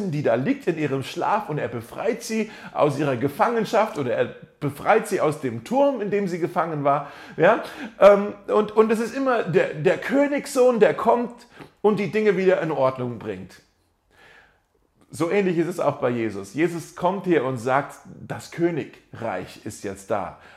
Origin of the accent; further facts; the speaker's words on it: Germany; Ich bin ja dann eher so, hey, ich bin Deutscher, gib mir jetzt einfach einen Satz, eine Definition, äh, schön zusammengefasst.